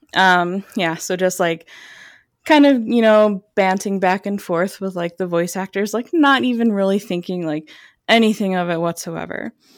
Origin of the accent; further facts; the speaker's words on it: suburbs of Chicago, Illinois, United States; I basically grew up in the suburbs of Chicago